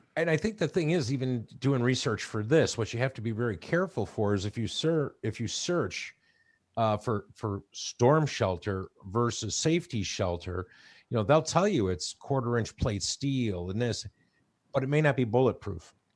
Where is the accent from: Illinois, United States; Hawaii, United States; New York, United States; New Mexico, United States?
Illinois, United States; Chicago; moved away; I grew up in Chicago